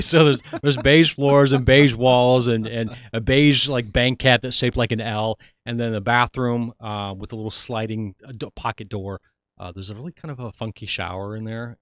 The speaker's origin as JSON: {"language": "English", "area": "Hollywood and Orange County", "region": "California", "country": "United States", "tie": "born or raised there", "said": "Hollywood in Central America and then Orange County"}